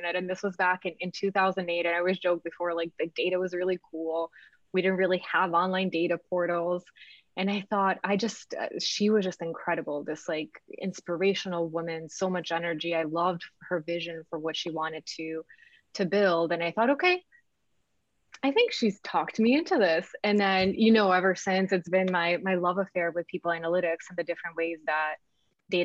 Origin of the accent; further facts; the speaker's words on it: Belgrade, Serbia; also born or lived in United States; now in Argentina; I am originally from former Yugoslavia, from Serbia, born and raised in Belgrade, moved to the States in 92